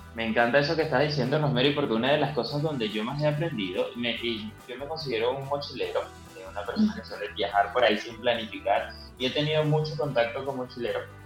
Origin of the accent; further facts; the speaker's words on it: Argentina; moved away; mi país